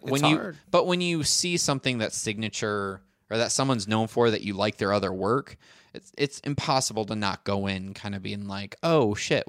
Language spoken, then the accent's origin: English; Brooklyn, New York, United States; I grew up in Brooklyn.